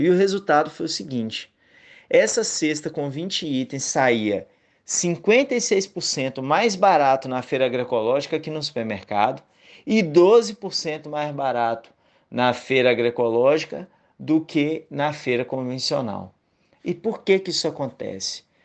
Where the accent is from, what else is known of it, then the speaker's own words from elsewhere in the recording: Minas Gerais, Brazil; moved away as an adult; also born or lived in Bahia; now in Northeast Brazil; eu sou mineiro, mas vivo no Nordeste há nove anos